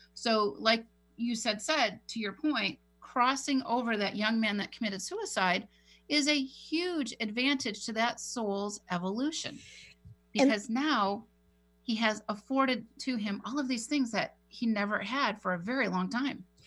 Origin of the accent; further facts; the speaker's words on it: San Diego, California, United States; my hometown in Rancho Bernardo